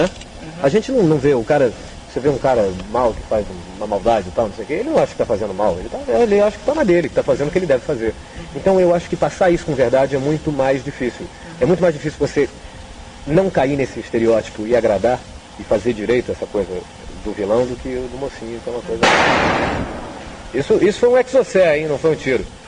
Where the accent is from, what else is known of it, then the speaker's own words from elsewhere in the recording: São Paulo, Brazil; eu morava em São Paulo nessa época, eu sou de São Paulo